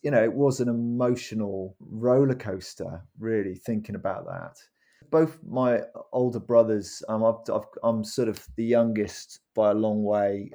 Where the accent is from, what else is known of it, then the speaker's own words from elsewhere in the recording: Cardiff, Wales, United Kingdom; also born or lived in Worcester; now in Norwich, United Kingdom; I was brought up in a Christian family in Cardiff, in Wales.